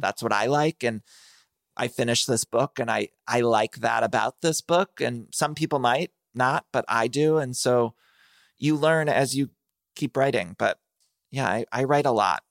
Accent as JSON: {"language": "English", "region": "Ohio", "country": "United States", "tie": "born or raised there", "said": "I grew up in Ohio"}